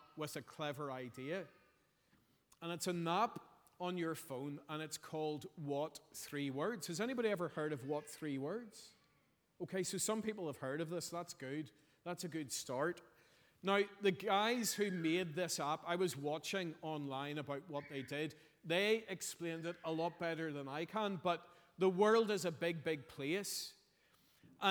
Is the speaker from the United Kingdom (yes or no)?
yes; Belfast, Northern Ireland, United Kingdom; I'm from Belfast.